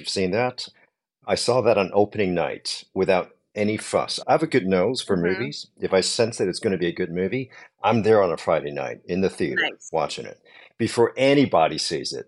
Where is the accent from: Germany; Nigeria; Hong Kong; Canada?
Hong Kong; I'm from Hong Kong.